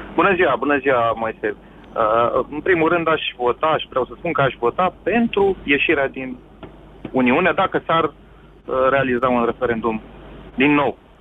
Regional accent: Romania; now in United Kingdom

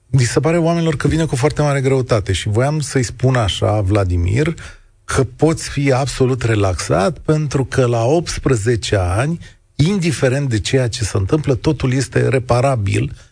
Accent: Brăila, Brăila County, Romania; now in Arad, Romania; din Arad. Vreau să le mulțumesc tuturor instructorilor de la Căminul Speranței din Brăila care m-au crescut și mi-au dat cea mai frumoasă speranță în viață.

